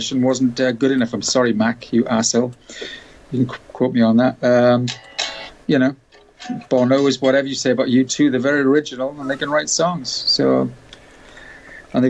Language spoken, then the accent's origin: English; South Wales, United Kingdom; moved away; South Wales is very well connected where I'm from